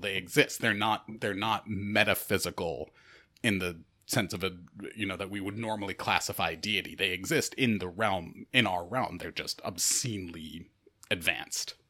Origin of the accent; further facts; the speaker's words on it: Rochester, New York, United States; I'm from Rochester, New York.